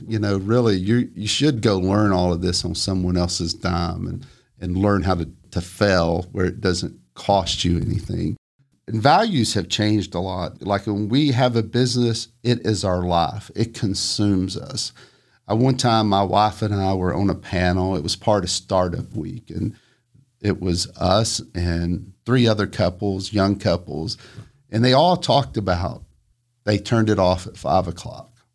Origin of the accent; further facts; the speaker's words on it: Flintstone, Georgia, United States; I grew up in a tiny house, very modest. It was in Flintstone and it looked up at the mountain